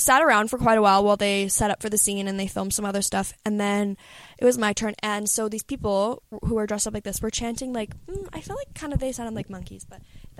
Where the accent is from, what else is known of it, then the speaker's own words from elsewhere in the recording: Canada; I'm from Canada.